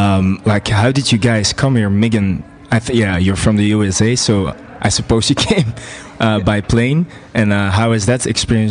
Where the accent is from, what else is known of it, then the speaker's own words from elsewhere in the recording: Belgium; moved away as an adult; now in Stuttgart, Germany; I'm 20 years old, and I'm from Belgium. And in Belgium, I study communications and management in Antwerp.